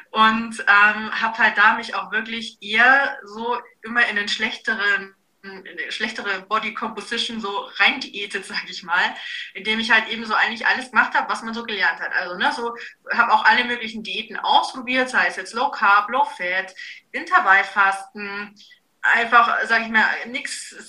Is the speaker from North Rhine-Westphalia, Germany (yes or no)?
no; Augsburg, Bavaria, Germany; äh, ich komme aus Augsburg